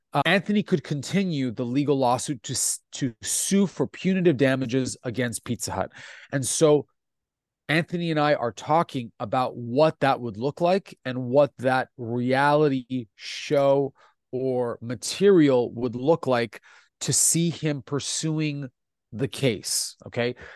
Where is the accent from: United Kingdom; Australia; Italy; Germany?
Italy; first language Italian; English is a second language; io sono italiano